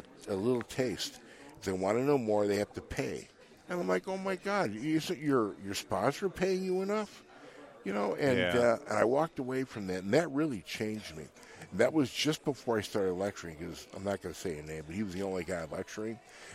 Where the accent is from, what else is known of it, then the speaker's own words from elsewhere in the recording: Chicago, Illinois, United States; I'm from Chicago